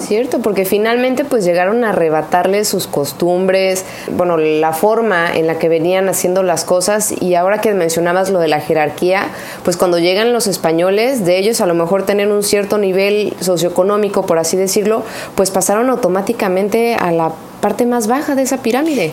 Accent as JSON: {"language": "Spanish", "country": "Mexico", "said": "nuestro orgullo de ser mexicano"}